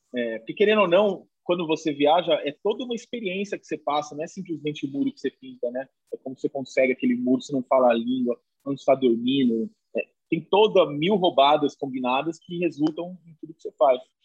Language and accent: Portuguese; interior of São Paulo, Brazil; now in São Paulo, Brazil; eu moro aqui em São Paulo faz muito tempo, mas não sou daqui sou do interior de São Paulo